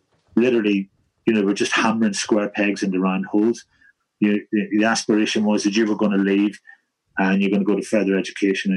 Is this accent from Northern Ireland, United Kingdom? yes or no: yes; Holywood, Northern Ireland, United Kingdom; moved away; Knocknagonny, Redburn, White City, and I'm from Redburn.